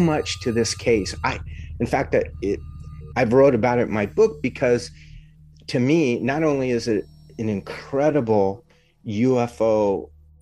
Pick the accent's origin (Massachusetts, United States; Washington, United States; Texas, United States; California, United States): Washington, United States; now in Arizona, United States; I'm from Washington State, and where I lived, it was just tall pines everywhere